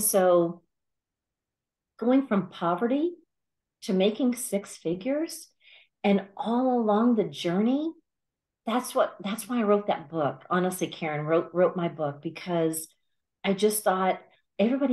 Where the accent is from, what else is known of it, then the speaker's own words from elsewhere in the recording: Alabama, United States; I grew up in Alabama, and it was a small town in Alabama